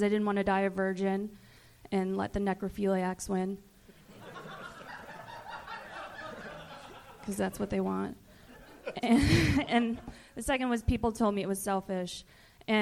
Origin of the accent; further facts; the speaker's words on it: Chicago, Illinois, United States; moved away as an adult; now in Los Angeles, United States; Chicago, originally